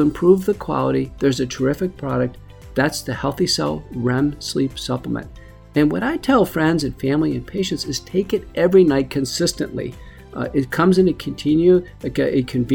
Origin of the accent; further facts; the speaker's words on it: Buffalo, New York, United States; I grew up in Buffalo, New York.